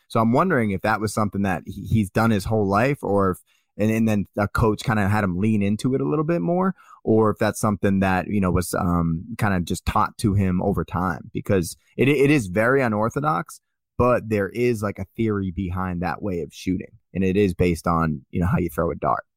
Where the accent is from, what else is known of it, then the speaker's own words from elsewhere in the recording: Boston, Massachusetts, United States; now in Austin, United States; I'm from Dorchester